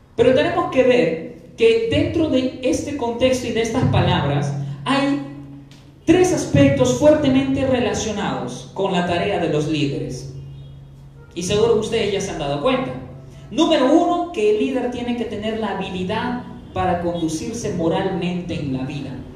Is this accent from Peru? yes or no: yes; Peru; como pueblo peruano